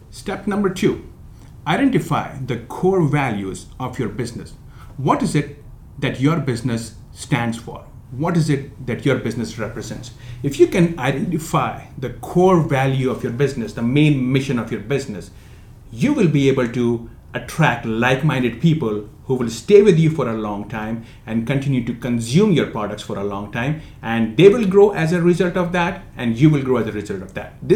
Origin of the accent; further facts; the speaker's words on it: India; moved away; I came from India almost about 15 years back, a broke immigrant, had no money on my pocket.